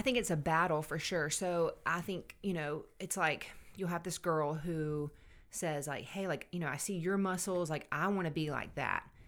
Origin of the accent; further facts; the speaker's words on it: Savannah, Georgia, United States; moved away as an adult; now in Anderson, United States; I grew up in Savannah, Georgia